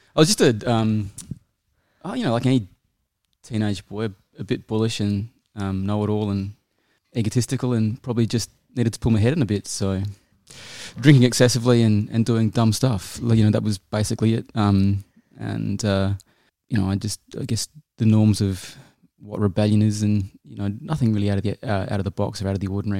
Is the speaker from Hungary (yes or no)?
no; New Zealand; moved away as an adult; also born or lived in Auckland / United Kingdom; now in Australia; I'm a Kiwi. I was born in Auckland. Um, I grew up in New Zealand and a bit in the U K, and I moved to Australia in nineteen ninety-eight.